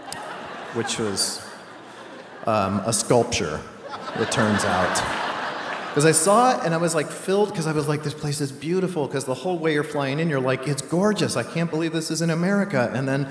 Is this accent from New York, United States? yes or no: yes; New York, United States; as a New Yorker